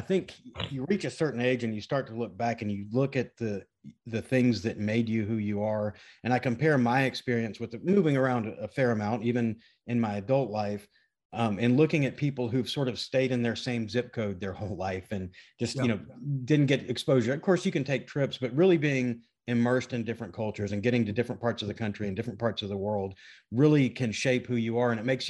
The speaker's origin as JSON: {"language": "English", "town": "Memphis", "region": "Tennessee", "country": "United States", "tie": "born or raised there", "also_born_or_lived": "Washington, D.C. / Naples, Italy", "said": "So grew up in Memphis, but my dad was a lawyer in the Navy, and we were stationed in DC. We were stationed in Naples, Italy for a while, moved around a little bit. But Memphis is my hometown, Memphis, Tennessee."}